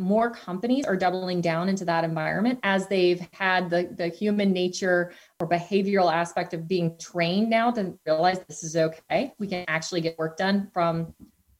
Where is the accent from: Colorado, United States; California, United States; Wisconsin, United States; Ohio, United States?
Ohio, United States; Cincinnati; I'm an evangelist for my hometown